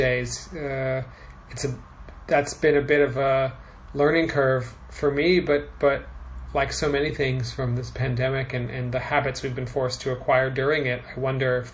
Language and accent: English; San Diego, California, United States; moved away as an adult; now in Moscow, Russia; I grew up in California. I'm from San Diego